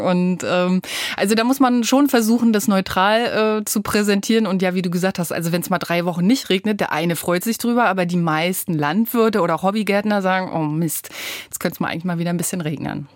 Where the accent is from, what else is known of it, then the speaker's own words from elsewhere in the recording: Rostock, Mecklenburg-Vorpommern, Germany; now in Braunschweig, Germany; Ich komme von der Küste aus Rostock, da bin ich geboren